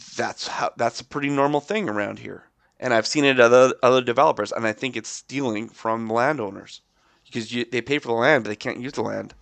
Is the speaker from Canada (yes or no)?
yes; Alberta, Canada; we're not Albertans anymore.